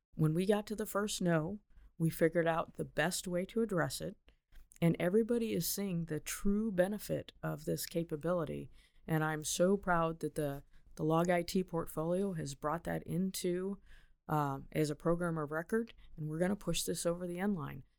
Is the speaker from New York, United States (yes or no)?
no; Big Rock, Illinois, United States; I grew up in Northern Illinois